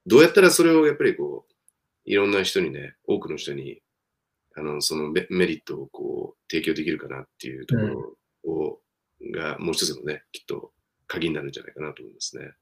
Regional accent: Japan; ピュアな日本人は私含めて3人しかいなくて

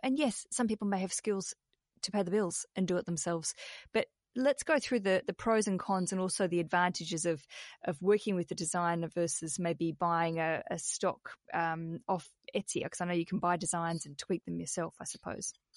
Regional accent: Australia; as an Australian

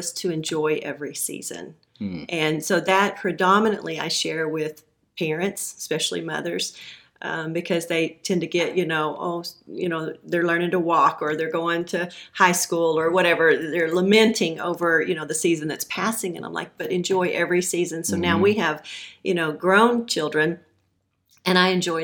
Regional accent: Levelland, Texas, United States; also born or lived in Canyon, Texas / Lubbock, Texas; about fourth grade is when I moved to Levelland and ended up graduating high school there

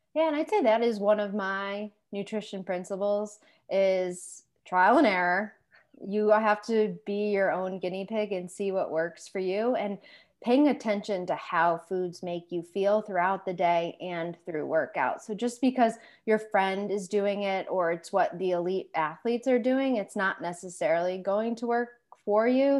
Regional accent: Western Massachusetts, United States; also born or lived in Maine / Boston area; born and raised Western Massachusetts

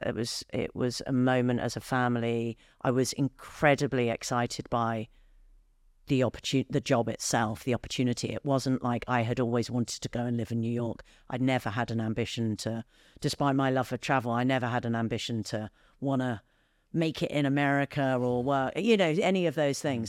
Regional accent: United Kingdom; I, as a Brit

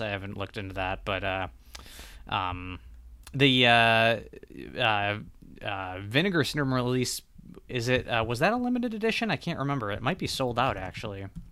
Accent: Michigan, United States; I'm from Michigan

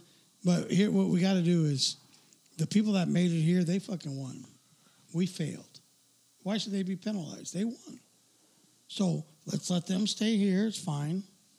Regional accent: United States; I was born in America.

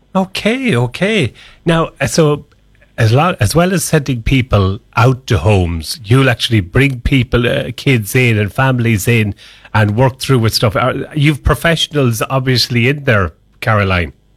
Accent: Ireland

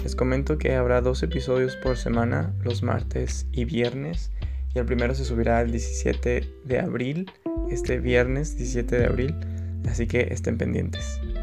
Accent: Agua Prieta, Sonora, Mexico; moved away as an adult; now in Hermosillo, Mexico; actualmente estoy en Agua Prieta, mi ciudad natal, aunque yo resido en Hermosillo ya desde hace un tiempo

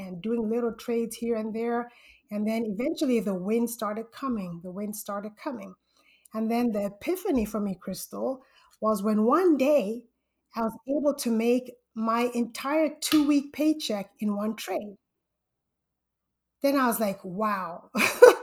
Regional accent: Zambia; moved away as an adult; now in Southern California, United States; I'm originally from Zambia, Central Africa, and I came to the United States for college.

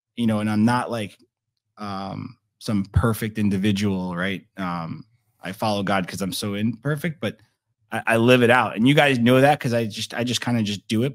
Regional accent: Naples, Florida, United States; now in Estero, United States; growing up in Naples

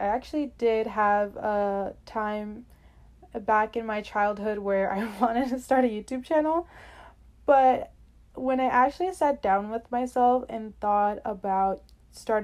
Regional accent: New York City, New York, United States; also born or lived in Brooklyn; I was born in Brooklyn, then moved to Queens for most of my childhood, 11 to 12 years, and have been living here in New York since then

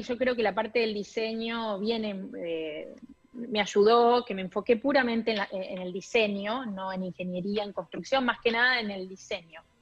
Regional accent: Pergamino, Buenos Aires Province, Argentina; moved away as an adult; also born or lived in Rosario / Brooklyn, New York; now in New York, United States; yo soy de Pergamino, provincia de Buenos Aires

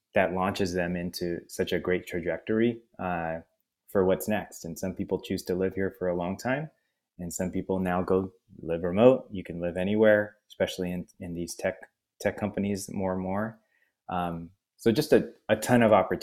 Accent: San Francisco, California, United States; moved away as an adult; also born or lived in Syracuse / Seattle; I was born in San Francisco and grew up here

